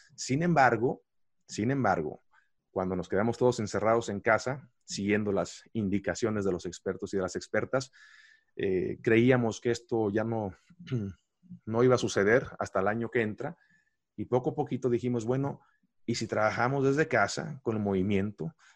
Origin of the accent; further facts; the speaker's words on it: Mexico; yo soy un mexicano más